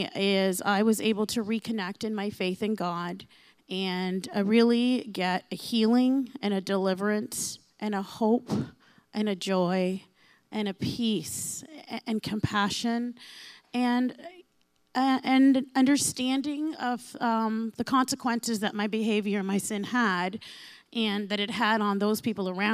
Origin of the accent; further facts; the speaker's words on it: Windsor, Ontario, Canada; I'm from Windsor.